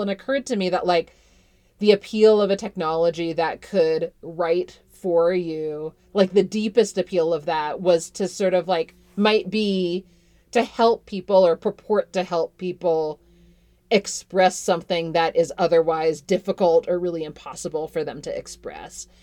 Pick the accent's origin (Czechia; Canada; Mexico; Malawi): Canada; now in Fort Collins, United States; I grew up in Canada